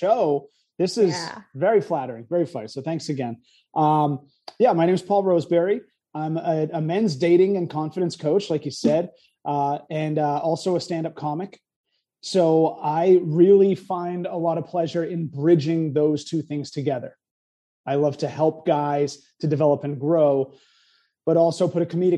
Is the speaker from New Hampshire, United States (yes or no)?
yes; New Hampshire, United States; moved away; also born or lived in New York / Los Angeles; I lived in New York, LA. I'm from New Hampshire